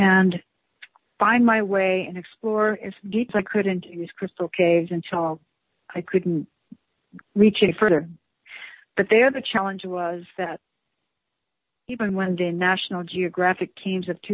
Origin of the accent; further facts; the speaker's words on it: El Paso, Texas, United States; moved away; my hometown of El Paso